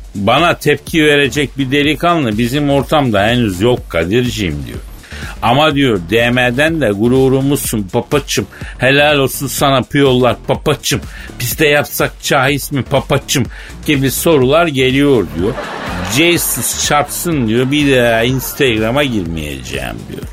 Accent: Turkey; moved away as an adult; now in Istanbul, Turkey; biz Türk erkekleri

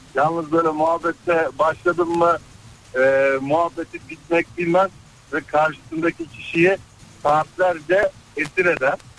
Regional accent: Black Sea Region, Turkey; biz Karadenizliyiz. Laz

